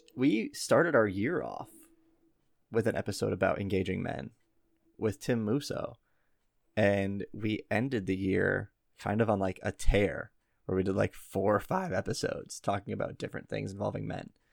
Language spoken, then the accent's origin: English; Midwest, United States; accent: Midwestern; our dumb Midwestern accents